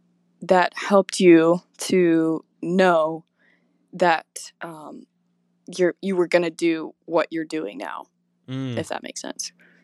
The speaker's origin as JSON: {"language": "English", "town": "Kalamazoo", "region": "Michigan", "country": "United States", "said": "I'm from Kalamazoo, Michigan."}